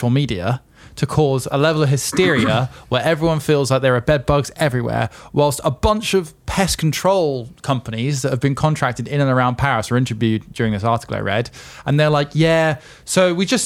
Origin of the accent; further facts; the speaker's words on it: England, United Kingdom; we're English